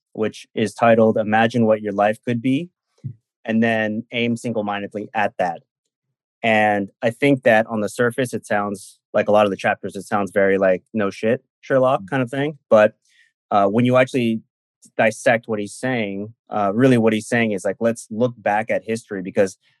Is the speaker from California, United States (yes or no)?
yes; Silicon Valley, California, United States; I'm from Silicon Valley